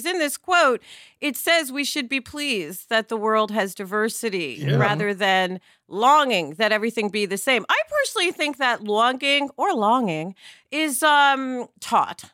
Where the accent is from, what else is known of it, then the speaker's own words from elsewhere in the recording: New York City, New York, United States; I grew up in New York City